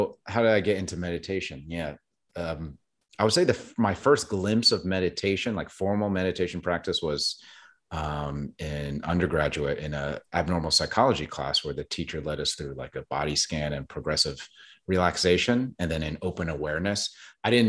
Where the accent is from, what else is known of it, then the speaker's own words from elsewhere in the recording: New Jersey, United States; now in Brooklyn, United States; I was born in South Jersey and grew up with a Christian background